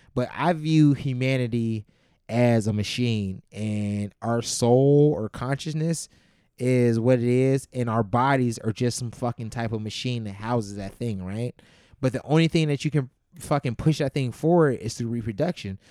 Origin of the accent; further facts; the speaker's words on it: Youngstown, Ohio, United States; moved away as an adult; also born or lived in Campbell, Ohio; now in Chicago, United States; I grew up in Youngstown, Ohio